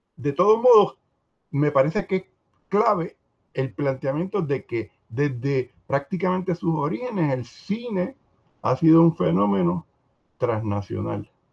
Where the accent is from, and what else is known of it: Puerto Rico